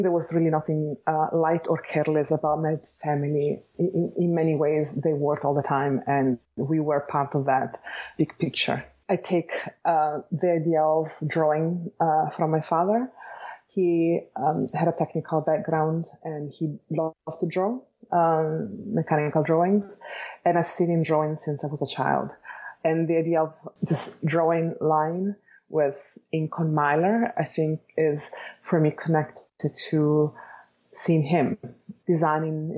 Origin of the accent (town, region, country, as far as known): Bologna, Emilia-Romagna, Italy; born or raised there; accent: Italian; English is a second language; moved away as an adult; now in Los Angeles, United States